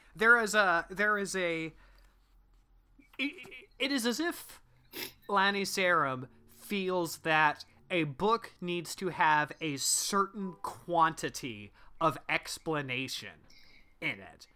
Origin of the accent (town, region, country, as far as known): Midwest, United States; accent: Midwestern